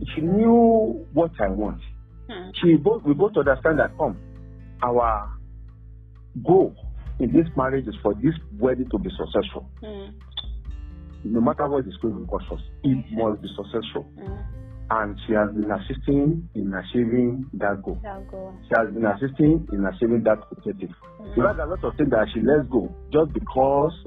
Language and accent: English; Ekiti, Nigeria; We are both Yoruba. We are both from Ekiti